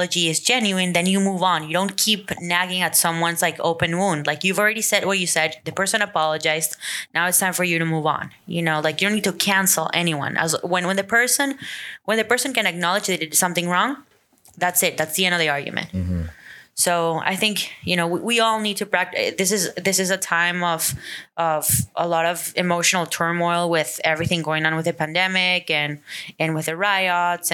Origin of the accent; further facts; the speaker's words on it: Venezuela; moved away; growing up in Venezuela